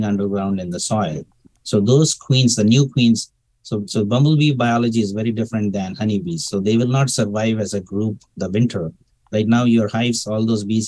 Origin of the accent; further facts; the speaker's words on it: India; moved away as an adult; also born or lived in Texas, United States; now in United States; I'm originally from India, and I came to the United States to pursue a PhD from Texas A&M University around 2002